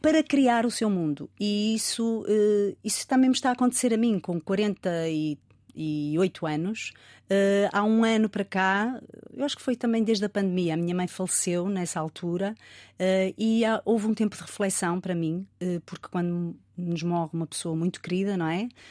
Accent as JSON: {"language": "Portuguese", "town": "Rio Tinto", "region": "Norte", "country": "Portugal", "tie": "born or raised there", "also_born_or_lived": "Porto", "said": "vivi em Rio Tinto"}